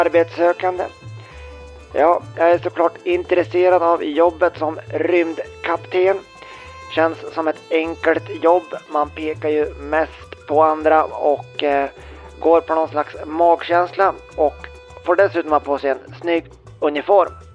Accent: Sweden; Som svensk

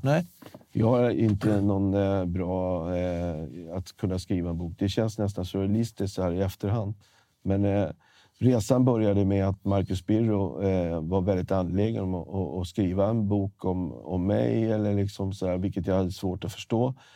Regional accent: Stockholm, Stockholm County, Sweden; Jag är från Stockholm, Sverige

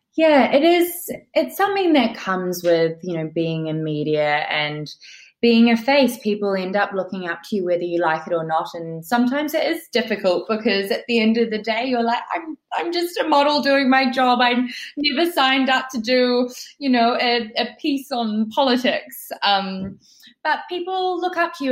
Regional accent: New Zealand; moved away as an adult; also born or lived in England; now in New York, United States; I grew up in New Zealand

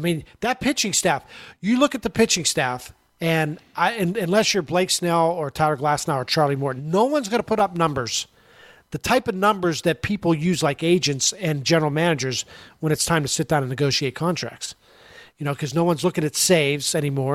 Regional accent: Pittsburgh, Pennsylvania, United States; I grew up in Pittsburgh in the 70s

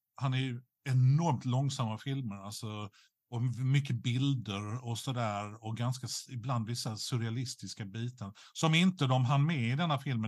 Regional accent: Skåne, Sweden; som skåning

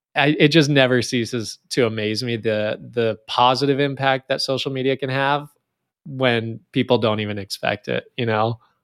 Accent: Northern California, United States; I grew up in Northern California

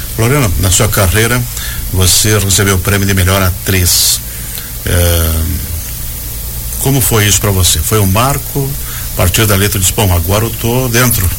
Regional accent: Rio Grande do Sul, Brazil; now in Santa Catarina, Brazil; Rio Grande do Sul é um estado de onde eu vim

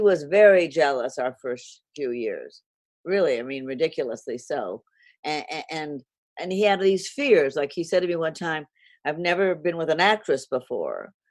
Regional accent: Los Angeles, California, United States; I grew up in Hollywood where everybody was an actor, a writer, a director

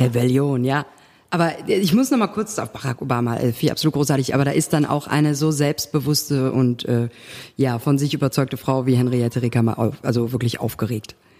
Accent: Cologne, North Rhine-Westphalia, Germany; als Kölnerin

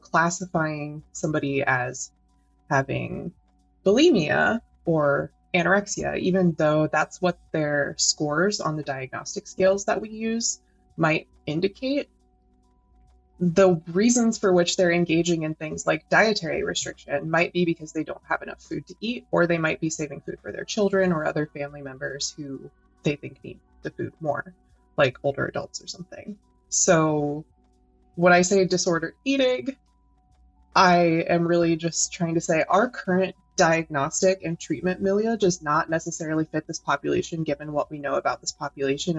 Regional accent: United States; I'm American and live in the US

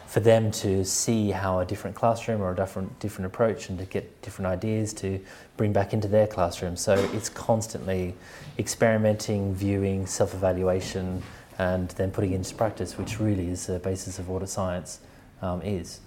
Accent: Australia; also born or lived in Sweden; now in London, United Kingdom; where I grew up in Australia

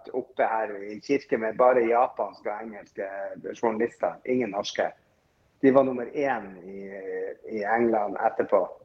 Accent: Northern Norway, Norway; Jeg er nordlending

